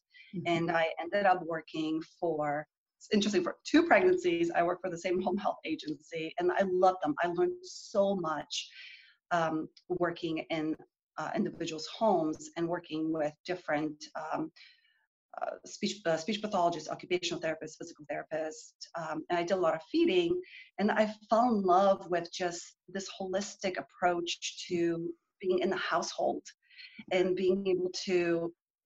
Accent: Canada; moved away as an adult; now in Texas, United States; I grew up in Canada and I came to Texas to do my graduate work

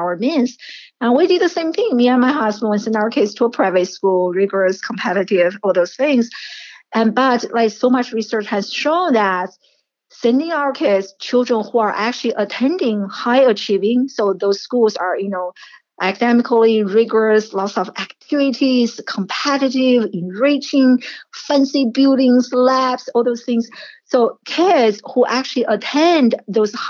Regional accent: China; moved away; I grew up in China

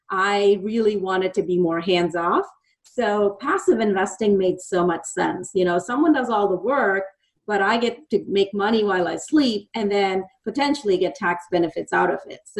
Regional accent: India; moved away as an adult; now in Dallas, United States; I've lived in Dallas for almost 30 years. I moved here from India with the intention of being an electrical engineer.

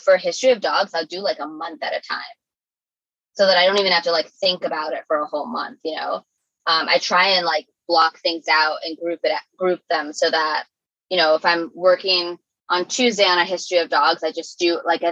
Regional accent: New York City, New York, United States; as a New Yorker

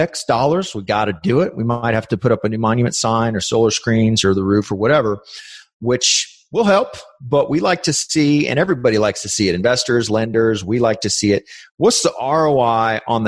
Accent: San Antonio, Texas, United States; I grew up in San Antonio. This is where we operate

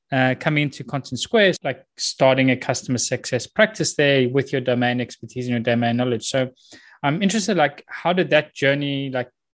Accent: South Africa; I grew up in South Africa, played rugby as well, like all through high school

